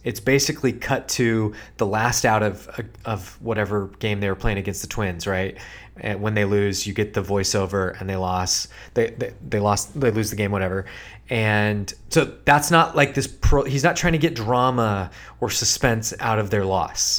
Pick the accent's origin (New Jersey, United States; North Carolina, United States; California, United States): California, United States; Sacramento; the kind of sports talk radio that we grew up listening to in Sacramento